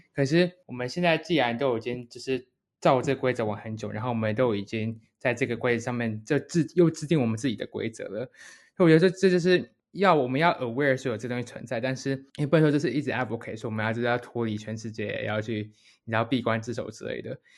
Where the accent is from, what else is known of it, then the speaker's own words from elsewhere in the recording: Taiwan; 当初我读正大附中国际英语特色班，高中的时候